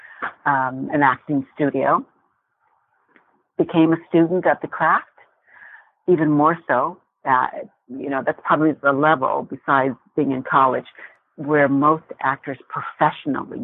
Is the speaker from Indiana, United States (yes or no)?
yes; Indiana, United States; moved away; also born or lived in Los Angeles; I was raised in Indiana, and then we moved out to Los Angeles